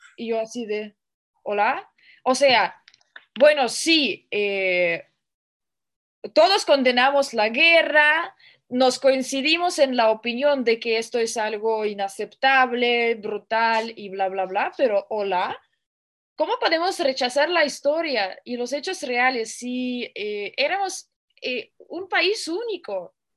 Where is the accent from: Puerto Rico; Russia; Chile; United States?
Russia; soy rusa